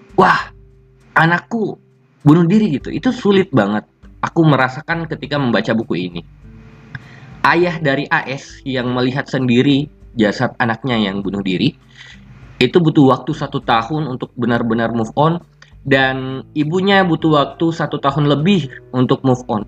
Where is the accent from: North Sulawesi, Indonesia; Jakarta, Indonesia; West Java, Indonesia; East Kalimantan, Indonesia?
North Sulawesi, Indonesia; Bolaang Mongondow Raya; Daerahku sendiri, B M R, Bulangmung Doraya